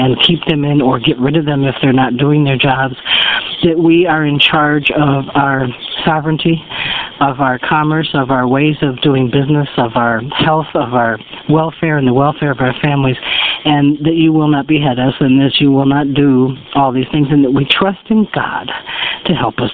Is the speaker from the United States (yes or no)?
yes; United States; we as an American people